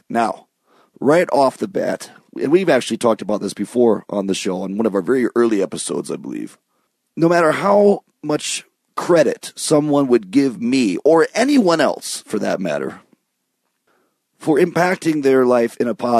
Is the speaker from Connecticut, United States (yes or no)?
no; southeast Michigan, United States; moved away; also born or lived in New York City; growing up in Michigan, in southeast Michigan, very close to Ontario, to Windsor